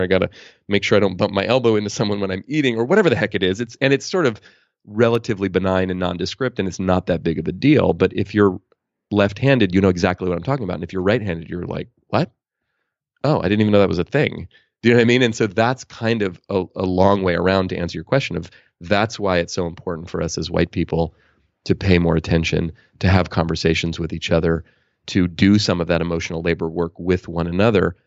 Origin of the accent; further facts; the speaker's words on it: Oakland, California, United States; I grew up in Oakland, California